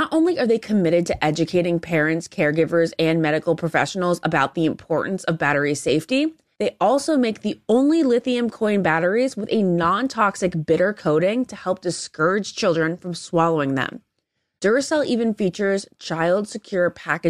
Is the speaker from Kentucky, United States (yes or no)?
no; New Jersey, United States; now in Rhode Island, United States; I'm like originally from Jersey too. My parents lived there for over 30 years. That's where I was born